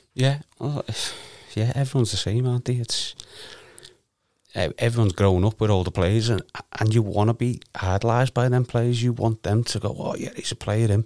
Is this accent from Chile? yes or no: no; Liverpool, North West England, United Kingdom; originally from Garston, Vineyard Street.